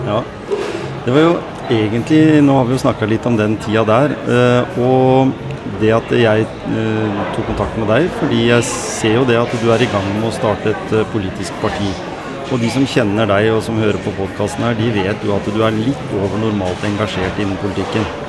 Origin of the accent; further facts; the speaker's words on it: Skien, Telemark, Norway; jeg har vokst opp i Gråten